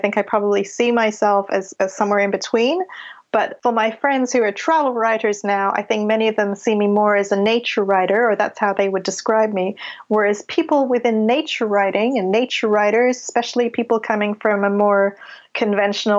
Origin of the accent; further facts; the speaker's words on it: Canada; accent: a touch of a Canadian accent; also born or lived in London, United Kingdom; now in United Kingdom; I was born in London. I grew up in Canada. I moved there when I was 7.